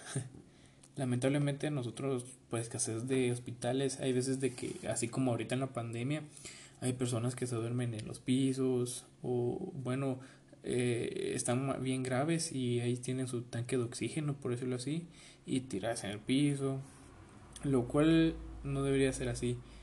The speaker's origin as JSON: {"language": "Spanish", "country": "Guatemala"}